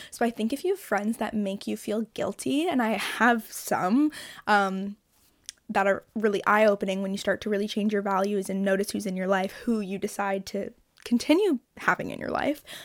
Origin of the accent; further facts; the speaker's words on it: Toronto, Ontario, Canada; I'm from Toronto